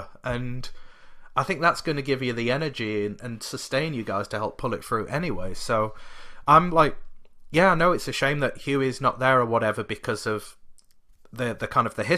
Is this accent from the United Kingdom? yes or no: yes; Sheffield, Yorkshire and the Humber, United Kingdom; That's my hometown